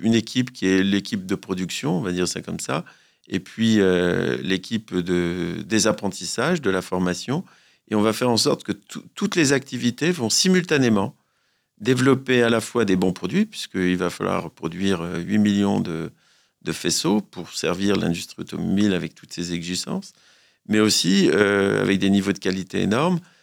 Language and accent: French; France; chez nous, en France